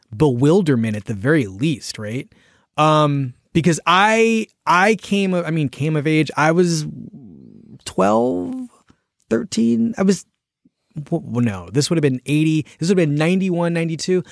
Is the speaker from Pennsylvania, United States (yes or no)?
yes; Philadelphia, Pennsylvania, United States; I'm from Philadelphia